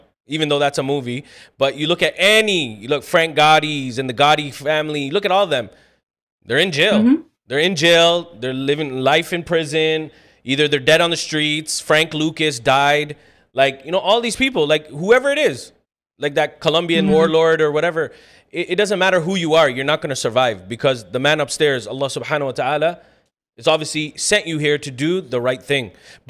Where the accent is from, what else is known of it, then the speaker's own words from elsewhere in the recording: Scarborough, Ontario, Canada; So that thing is like, oh, I'm from Scarborough. Okay, so is another 1.6 million people.